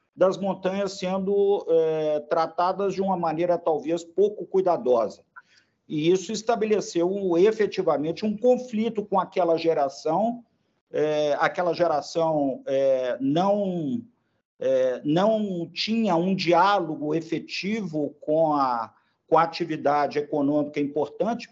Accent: Belo Horizonte, Minas Gerais, Brazil; accent: mineiro; eu pelo sotaque, eu me denuncio, né? É, eu sou mineiro, de Belo Horizonte

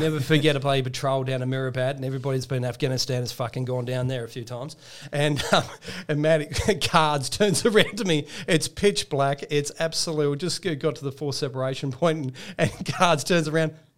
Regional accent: Tasmania, Australia; I grew up in Tasmania

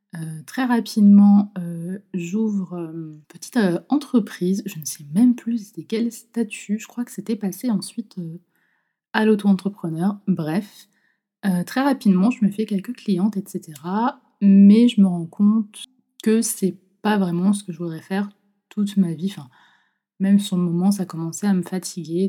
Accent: Nantes, Pays de la Loire, France; de base, je suis de Nantes

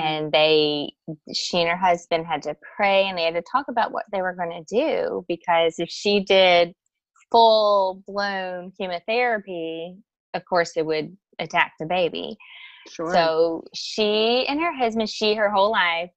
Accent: South Louisiana, United States; I grew up in South Louisiana, and I had a very close-knit family

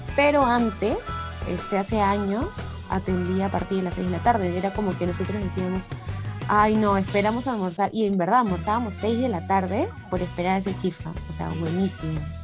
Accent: Lima, Peru; en mi infancia, porque antes vivía en Magdalena, al límite con San Isidro

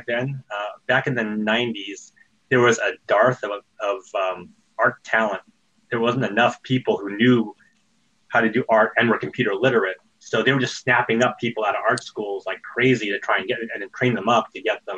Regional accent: Fresno, California, United States; I grew up in Fresno, California, which was right next to Sierra Online

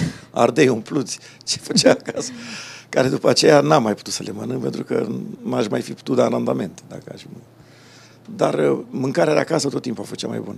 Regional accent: Bucharest, Romania; born there; București, da.

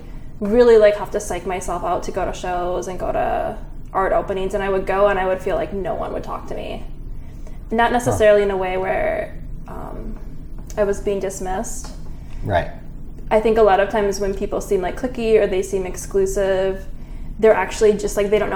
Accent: Appleton, Wisconsin, United States; now in Philadelphia, United States; I'm from northeastern Wisconsin.

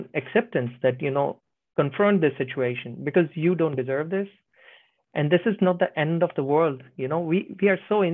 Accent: India; now in Finland; Right now I'm in Finland. I'm from India

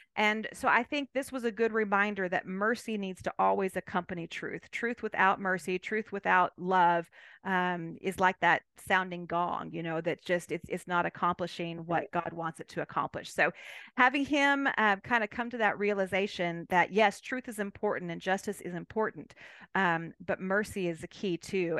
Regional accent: California, United States; moved away as an adult; now in Abilene, United States; I'm originally from California

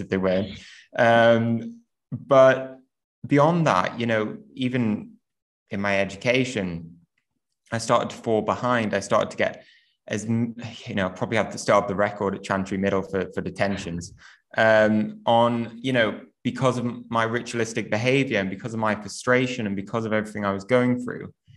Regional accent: Newcastle upon Tyne, North East England, United Kingdom; I grew up in in Newcastle

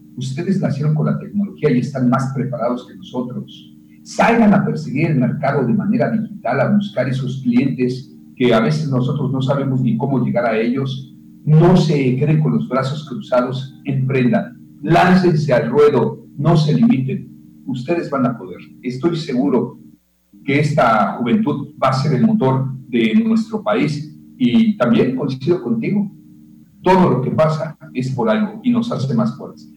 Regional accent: Yucatán, Mexico; nos hemos visto tan afectados los yucatecos

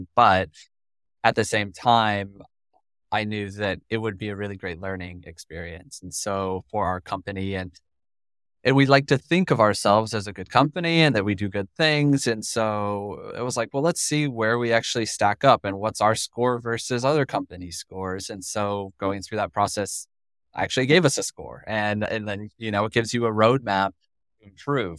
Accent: Colorado, United States; I'm from Colorado.

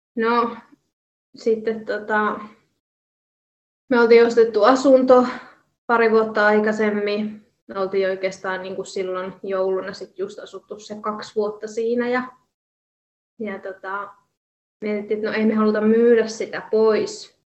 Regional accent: Jyväskylä, Central Finland, Finland; moved away as an adult; also born or lived in Kuopio; mä oon suurimman osa elämääni asunut Jyväskylässä ja on ihan kaupunkilaistyttö tyttö ollut ja kaupungissa kasvanut.

